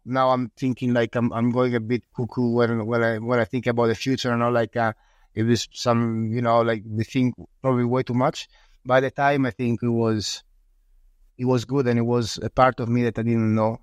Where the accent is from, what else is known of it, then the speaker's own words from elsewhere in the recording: northern Italy, Italy; also born or lived in Sicily / Udine; now in Friuli, Italy; I was born in Sicily in a small in a small village and then I grew up in the north of Italy in a small village